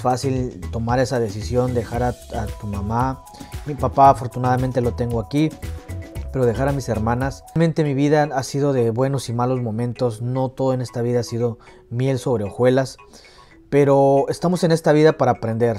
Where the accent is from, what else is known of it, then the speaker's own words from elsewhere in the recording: Hidalgo, Mexico; now in United States; yo soy orgullosamente mexicano, yo nací el 13 de junio de 1995 y yo vengo de un pueblito de provincia, orgullosamente del estado de Hidalgo